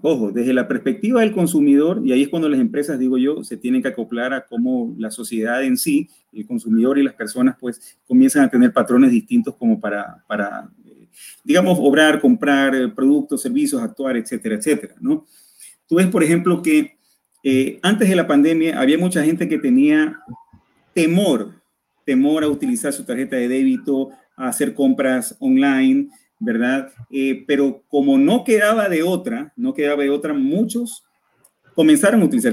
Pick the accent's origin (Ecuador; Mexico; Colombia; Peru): Ecuador